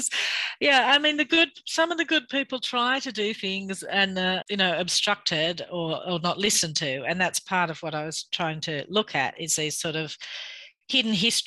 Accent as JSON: {"language": "English", "town": "Bathurst", "region": "New South Wales", "country": "Australia", "tie": "born or raised there", "said": "I grew up in Bathurst, and you know, I went to school in Bathurst"}